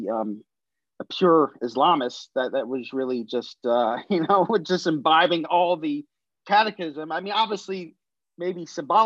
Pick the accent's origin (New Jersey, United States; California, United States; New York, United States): New Jersey, United States; moved away as an adult; also born or lived in Washington, D.C. / Silver Spring, Maryland / Israel; moved again to New Jersey, where I lived till I was 18.